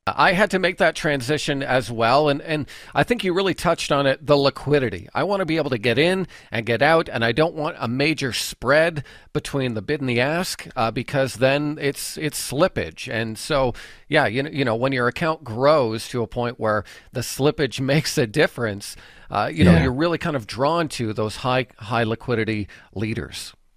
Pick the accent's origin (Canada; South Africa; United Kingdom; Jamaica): Canada; we as Canadian traders